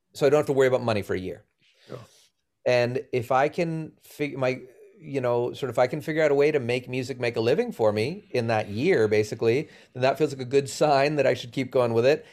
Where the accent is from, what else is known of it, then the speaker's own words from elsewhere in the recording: Boston, Massachusetts, United States; moved away as an adult; also born or lived in Los Angeles / Sacramento; I grew up in Boston.